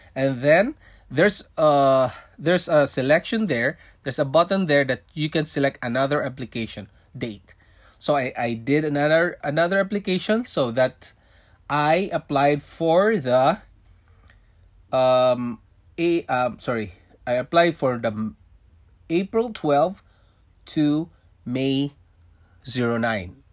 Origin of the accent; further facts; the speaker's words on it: Philippines; moved away as an adult; also born or lived in Singapore; now in Canada; I was born in Philippines. I'm a Filipino, and I worked in Singapore for five years